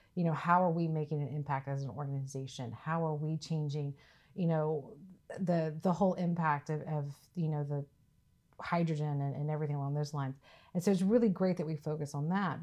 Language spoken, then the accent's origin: English; Mississippi, United States; moved away as an adult; I'm originally from Mississippi. So I was born and raised, um, so I'm about as, as deep south as you can get